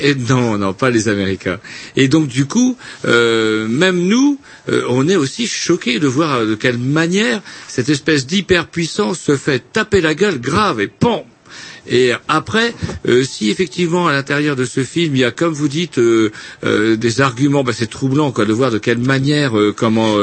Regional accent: France; je suis français

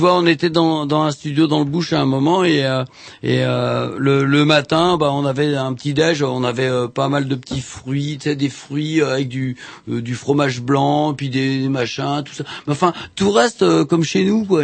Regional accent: France; je suis français

